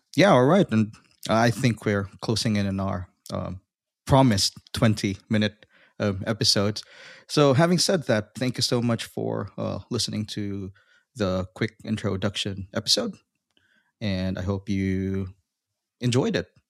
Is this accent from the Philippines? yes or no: yes; Philippines; now in Australia; I'm originally from the Philippines, but I'm currently residing in Australia